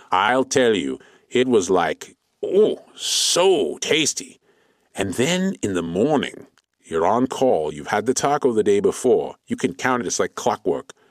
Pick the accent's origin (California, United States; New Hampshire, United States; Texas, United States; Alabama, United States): California, United States; Clovis; I grew up on Tatooine, which is basically very similar to my master's Clovis, California, which is basically a glorified suburb of Fresno.